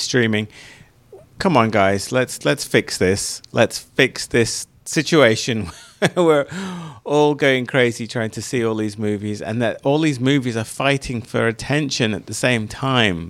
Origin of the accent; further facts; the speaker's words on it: United Kingdom; moved away; where I grew up was outside of London